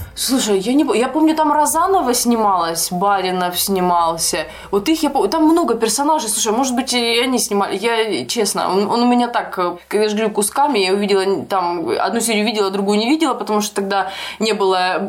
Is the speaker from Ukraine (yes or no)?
yes; Ukraine; я училась и росла на Украине, а мы там не проходили историю России